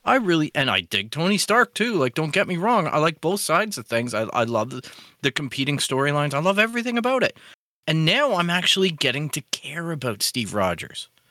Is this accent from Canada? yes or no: yes; Canada; as a Canadian